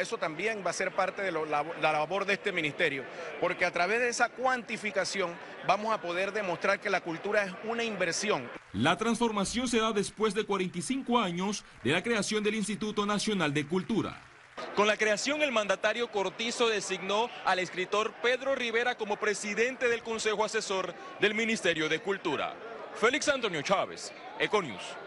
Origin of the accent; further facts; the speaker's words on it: Panama; nosotros, después de 500 años, como panameños